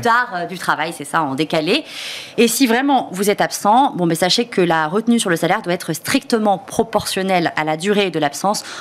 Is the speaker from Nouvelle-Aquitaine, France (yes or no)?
yes; Bordeaux, Nouvelle-Aquitaine, France; suis bordelaise